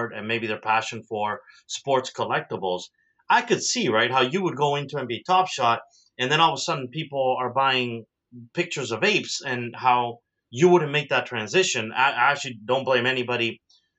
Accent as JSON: {"language": "English", "town": "Toronto", "region": "Ontario", "country": "Canada", "tie": "born or raised there", "also_born_or_lived": "South America", "said": "I am proudly from Toronto"}